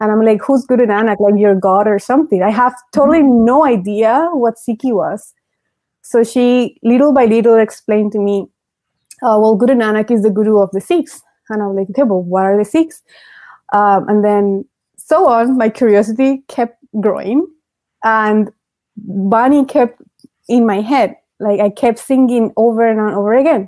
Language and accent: English; Venezuela; moved away; I grew up in Venezuela